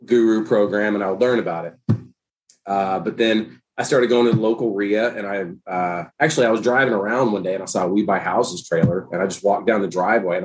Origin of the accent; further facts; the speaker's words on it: Nashville, Tennessee, United States; moved away as an adult; also born or lived in San Diego, California; now in Youngstown, United States; I'm not from California. I grew up in Tennessee. So I did migrate out west after college. But still, gotcha. The Middle Tennessee, Nashville area where I'm from